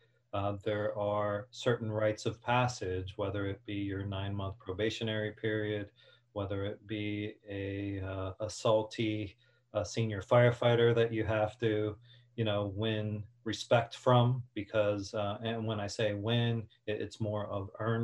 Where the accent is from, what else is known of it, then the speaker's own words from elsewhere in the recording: Hialeah, Florida, United States; also born or lived in New Jersey; I grew up in the city of Hialeah, although I was born in Jersey and moved there when I was 2